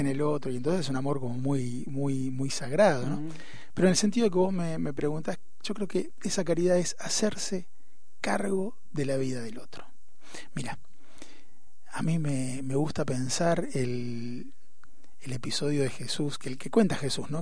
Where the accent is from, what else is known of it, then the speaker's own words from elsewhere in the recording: Posadas, Misiones, Argentina; moved away as an adult; now in Buenos Aires, Argentina; yo nací en Misiones, en Posadas, y mm. cuando terminé el colegio vine a Buenos Aires a estudiar